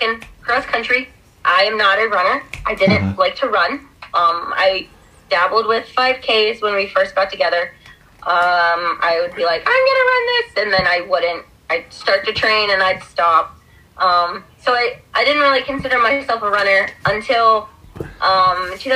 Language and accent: English; Sharpsville, Pennsylvania, United States; Growing up in Sharpsville, we would always get pizza at Plaza Pizza